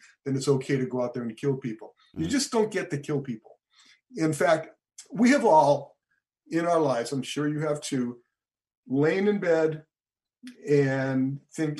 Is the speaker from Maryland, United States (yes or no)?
no; Boston, Massachusetts, United States; I grew up in Dorchester, which is a suburb of Boston, not even a suburb